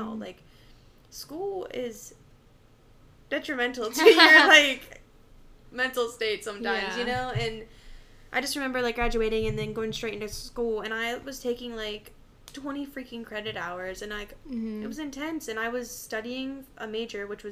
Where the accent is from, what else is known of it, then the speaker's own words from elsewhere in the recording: near Youngstown, Ohio, United States; I moved schools and went to, like, a larger, like, slightly larger little city just, like, outside of my hometown. And I freaking fell in love with the campus. It was Youngstown State University